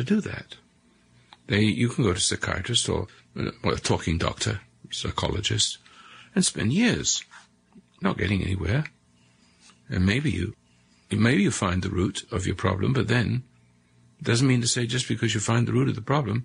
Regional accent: England, United Kingdom; moved away as an adult; also born or lived in South Africa; now in United States; I became an American because I love what I saw from across the sea in England

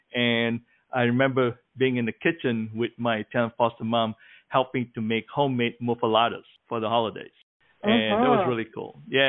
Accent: Malaysia; now in United States; I remember growing up in Malaysia

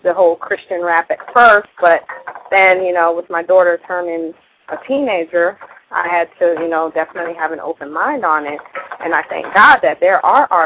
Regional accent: South Florida, United States; I grew up in South Florida

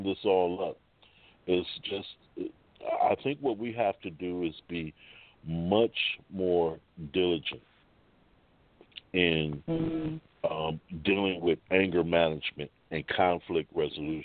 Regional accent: Cleveland, Ohio, United States; I am actually from Cleveland. This is my hometown

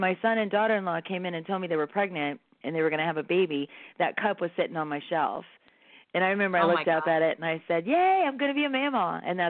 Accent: San Bernardino, California, United States; I must be a true San Bernardinian or whatever you call it. Because I was born in San Bernardino.

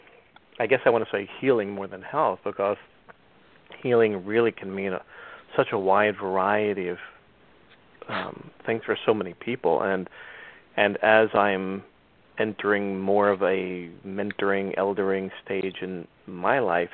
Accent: New Jersey, United States; I grew up in New Jersey

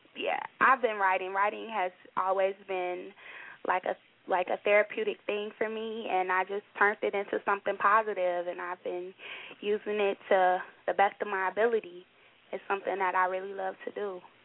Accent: Chicago, Illinois, United States; I'm from Chicago, Illinois

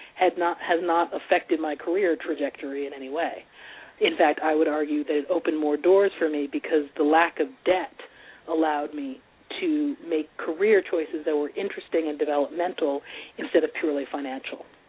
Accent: Montclair, New Jersey, United States; I grew up in Montclair, New Jersey.

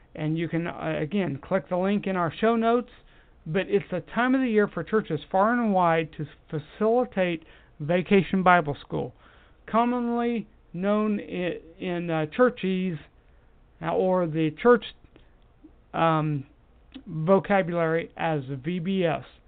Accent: United States; I am an American and proud of it

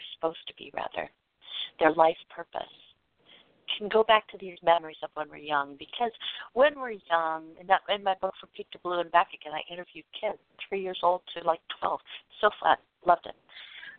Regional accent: West Coast, United States; I'm from the West Coast

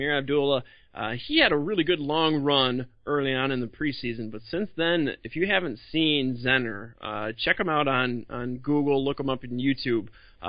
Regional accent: Detroit, Michigan, United States; my hometown Motown

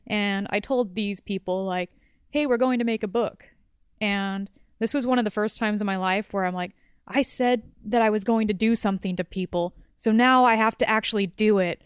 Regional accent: Orange County, Southern California, United States; also born or lived in Los Angeles; born and raised in Southern California

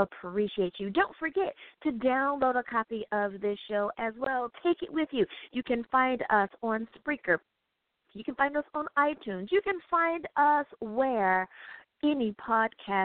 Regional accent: United States; my home country

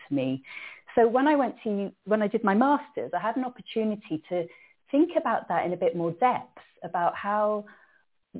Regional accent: Cardiff, Wales, United Kingdom; I grew up in Cardiff, in a city, Cardiff.

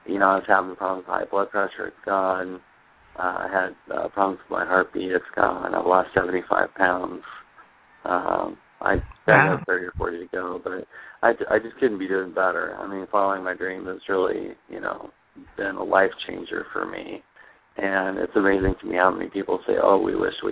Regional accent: Pismo Beach, California, United States; moved away as an adult; also born or lived in Hawaii; now in Arizona, United States; I grew up on the coast of California. I was born in Pismo Beach

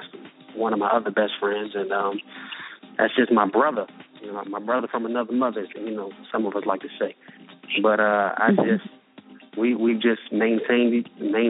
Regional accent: Washington, District of Columbia, United States; moved away as an adult; I'm originally from Washington, D.C.

